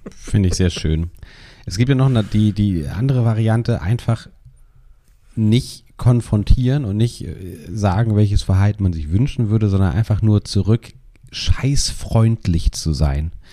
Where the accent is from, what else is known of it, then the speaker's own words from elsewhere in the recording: Hamburg, Germany; so häufig verlasse ich meine Heimatstadt ja. nicht.